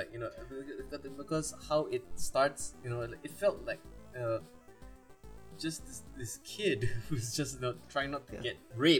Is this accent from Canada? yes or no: no; India; I'm Indian.